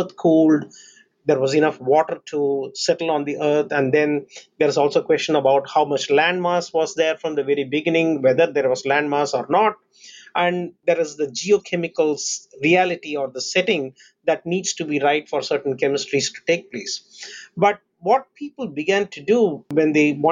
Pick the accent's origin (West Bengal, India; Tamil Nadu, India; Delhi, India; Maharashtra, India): Tamil Nadu, India; Chennai; moved away; I was born in India, a port city called Chennai